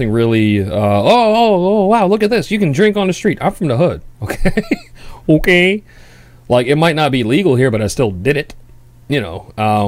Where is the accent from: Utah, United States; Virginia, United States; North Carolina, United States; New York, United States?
New York, United States; New York City; I'm born and raised in New York City.